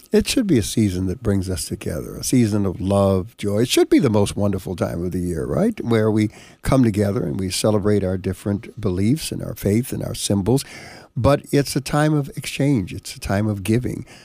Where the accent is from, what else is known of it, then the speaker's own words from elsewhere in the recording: Panama; now in United States; I was born in Panama, came to the United States here